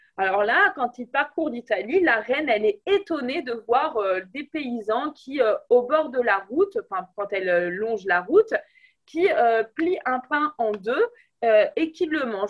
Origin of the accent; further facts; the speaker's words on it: France; on est des Français